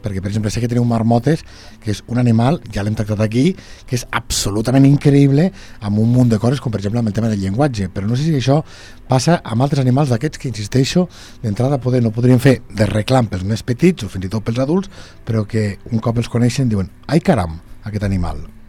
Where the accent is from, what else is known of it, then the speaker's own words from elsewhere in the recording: Lleida, Catalonia, Spain; els que som de Lleida Ciutat